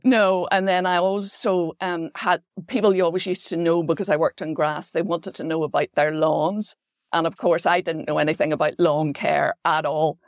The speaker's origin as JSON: {"language": "English", "town": "Belfast", "region": "Northern Ireland", "country": "United Kingdom", "tie": "born or raised there", "also_born_or_lived": "Wales", "moved": "as an adult", "said": "I grew up on the Cahill Road"}